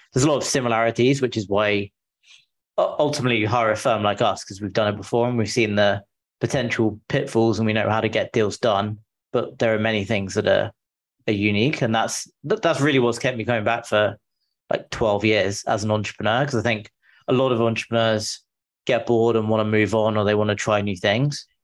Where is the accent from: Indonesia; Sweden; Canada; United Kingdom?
United Kingdom; England; moved away as an adult; now in San Francisco, United States; I'm from the UK, from England originally. I moved to the US five years ago now.